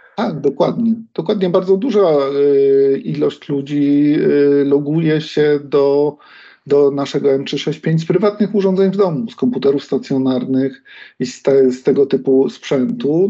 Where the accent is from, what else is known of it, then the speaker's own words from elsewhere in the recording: Kraków, Lesser Poland, Poland; jestem Krakusem, więc dla mhm. mnie od odkąd pamiętam, ten Wawel gdzieś istniał